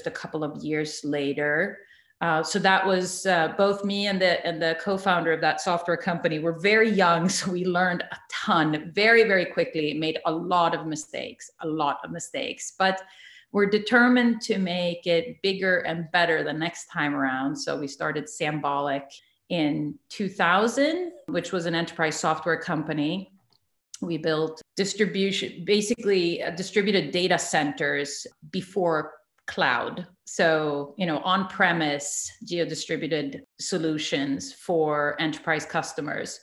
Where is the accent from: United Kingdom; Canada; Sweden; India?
Sweden; moved away as an adult; also born or lived in San Jose / Santa Cruz; now in United States; I was born and raised in Sweden and came over a half a lifetime ago